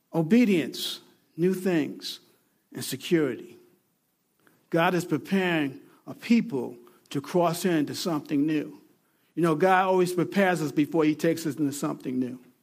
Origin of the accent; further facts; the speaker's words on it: Mount Pleasant, New York, United States; I was born in Grasslands Hospital, Mount Pleasant, New York